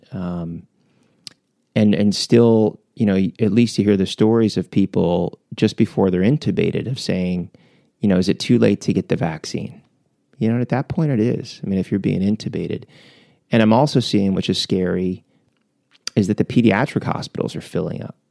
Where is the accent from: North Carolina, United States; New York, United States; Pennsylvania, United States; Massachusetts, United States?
Pennsylvania, United States; Philadelphia; we grew up in Philly.